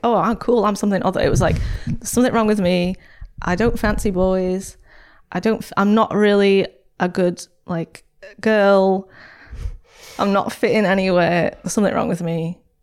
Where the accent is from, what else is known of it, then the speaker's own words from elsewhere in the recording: St Helens, North West England, United Kingdom; I grew up in Saint Helens